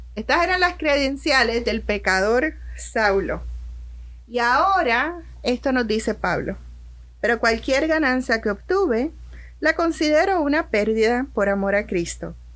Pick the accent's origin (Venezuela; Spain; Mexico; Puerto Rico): Puerto Rico; moved away as an adult; now in Orlando, United States; Cuando yo llegué aquí a, Orlando, en mi país, en Puerto Rico